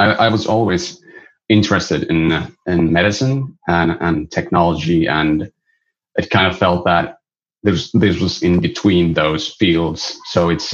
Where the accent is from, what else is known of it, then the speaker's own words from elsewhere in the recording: Pello, Lapland, Finland; moved away as an adult; now in Oulu, Finland; I was born in Pello, which is a small village near the Arctic Circle on the border of Sweden. I went there for my like junior high school